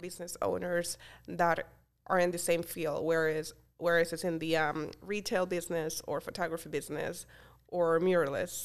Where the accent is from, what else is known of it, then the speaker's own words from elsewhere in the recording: Colombia; English is a second language; moved away as an adult; also born or lived in Florida, United States / Pennsylvania, United States; now in Easton, United States; I'm originally from Colombia, I moved to the United States when I was 18 years old